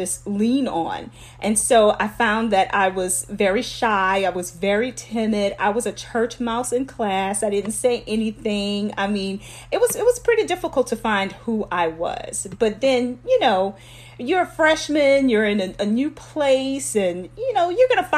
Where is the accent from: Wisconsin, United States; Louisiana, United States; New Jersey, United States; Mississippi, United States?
Louisiana, United States; Lafayette; I am originally from Lafayette, Louisiana, and those of you guys who are listening, you will know this neighborhood is Wine Alley, so that is where I'm from